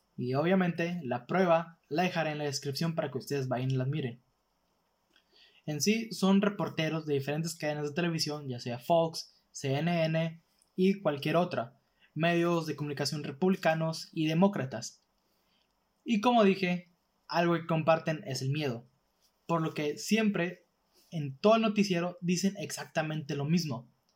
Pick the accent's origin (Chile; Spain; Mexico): Mexico; northern Mexico; básicamente aquí en el norte